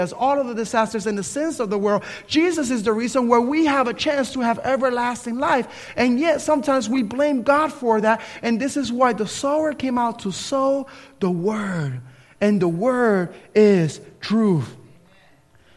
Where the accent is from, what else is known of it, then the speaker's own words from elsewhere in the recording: Camden, New Jersey, United States; now in Tallahassee, United States; I grew up in Camden, New Jersey.